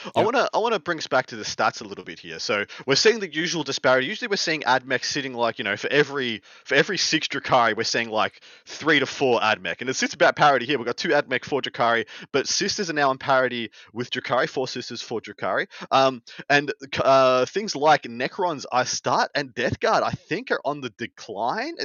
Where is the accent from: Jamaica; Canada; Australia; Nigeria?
Australia; moved away; my home country